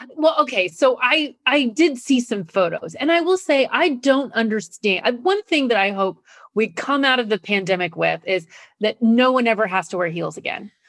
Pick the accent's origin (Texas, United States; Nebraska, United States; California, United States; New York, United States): Nebraska, United States; I grew up in Nebraska